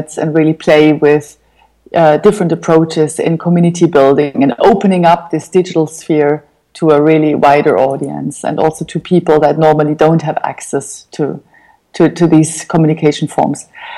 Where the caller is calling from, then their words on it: Berlin, Germany; I'm calling from Berlin, from Kreuzberg.